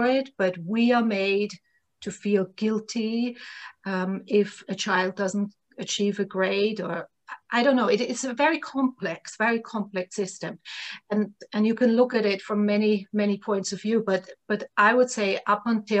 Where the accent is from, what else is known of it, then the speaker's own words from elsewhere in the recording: Vienna, Austria; moved away; I'm from Vienna, Austria, originally.